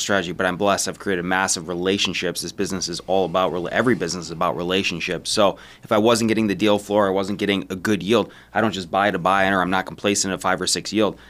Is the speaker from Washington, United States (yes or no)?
no; Detroit, Michigan, United States; I'm from Detroit